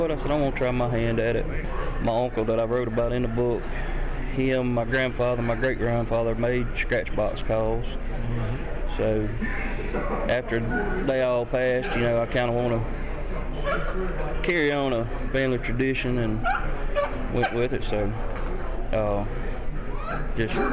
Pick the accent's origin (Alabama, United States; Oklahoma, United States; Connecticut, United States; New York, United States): Alabama, United States; Jackson; I'm from Jackson, Alabama